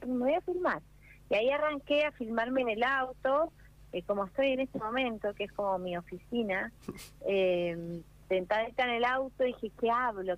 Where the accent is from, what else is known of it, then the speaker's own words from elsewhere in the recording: Mar del Plata, Buenos Aires Province, Argentina; crecí en Mar del Plata, en mi infancia en Mar del Plata